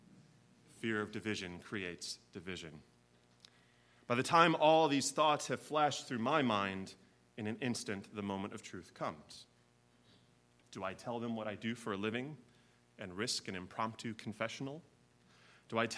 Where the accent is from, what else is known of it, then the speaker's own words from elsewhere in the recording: Chicago, Illinois, United States; moved away as an adult; now in Kentucky, United States; I am a fourth-generation Chicagoan and one of the first of my family to ever leave the city